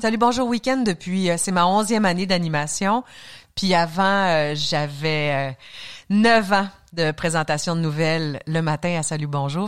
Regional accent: Saguenay, Quebec, Canada; moved away; also born or lived in Alma, Quebec; j'ai grandi à Arvida, un nom de ville qui n'existe plus, qui a été avalé par certaines fusions, qui est devenu Jonquière, qui est devenu Saguenay

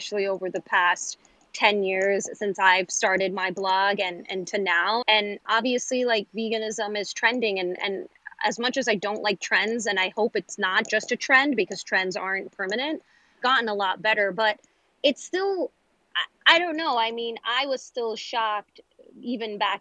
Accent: New York City, New York, United States; growing up in New York City

